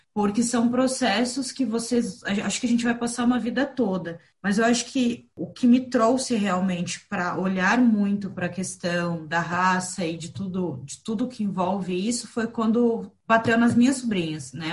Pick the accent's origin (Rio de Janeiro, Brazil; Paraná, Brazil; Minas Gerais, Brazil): Paraná, Brazil; Curitiba; also born or lived in Rio Grande do Sul; now in Florianópolis, Brazil; sou gaúcha de nascimento, curitibana de criação e manezinha por opção. Hoje eu moro na Ilha da Magia